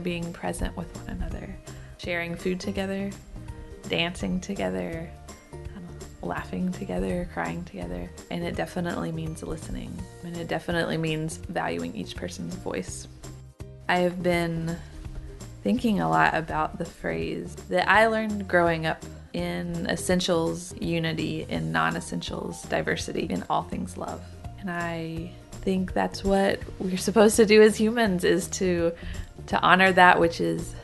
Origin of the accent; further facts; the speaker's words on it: Wilkes County, North Carolina, United States; moved away as an adult; now in Hindman, United States; I grew up in Wilkes County, just where the mountains start